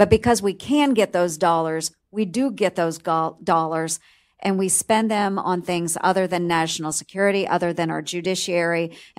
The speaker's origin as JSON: {"language": "English", "region": "Iowa", "country": "United States", "tie": "born or raised there", "said": "just in my home state of Iowa, we're becoming very much the Silicon Prairie is what we call ourselves."}